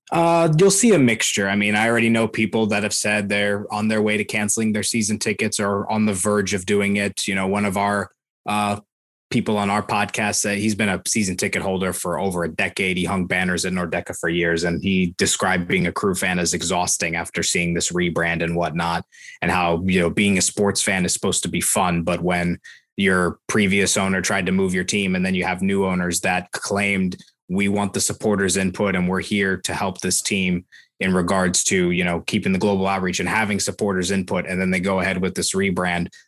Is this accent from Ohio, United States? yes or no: yes; Columbus, Ohio, United States; I was born in Columbus